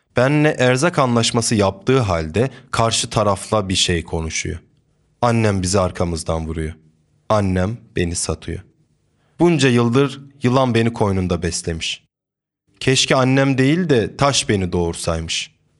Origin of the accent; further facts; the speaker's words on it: a village in Trabzon, Turkey; Trabzon'un bir köyünde doğdum büyüdüm. Tüm çocukluğum köyde geçti.